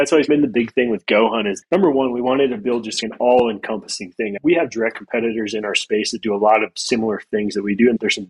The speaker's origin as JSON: {"language": "English", "country": "United States", "tie": "born or raised there", "also_born_or_lived": "Idaho / Montana", "moved": "as an adult", "said": "growing up north, I grew up in Idaho and Montana."}